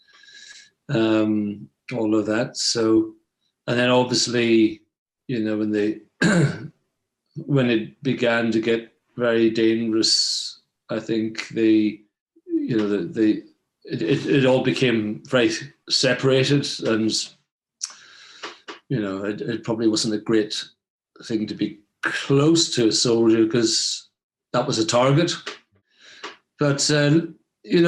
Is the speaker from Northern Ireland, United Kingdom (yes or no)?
yes; Belfast, Northern Ireland, United Kingdom; I was born in 1964. And, early life memories, really, growing up in Belfast